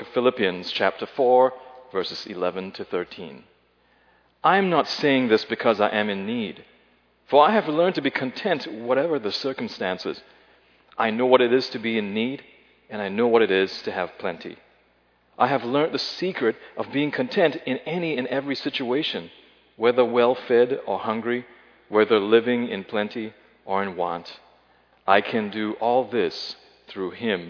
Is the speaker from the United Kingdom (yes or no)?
no; Singapore; moved away; my time growing up in Singapore